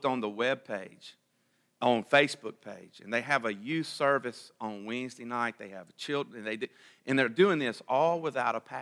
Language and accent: English; Vicksburg, Mississippi, United States; now in Canton, United States; I'm from Vicksburg, and I enjoy Vicksburg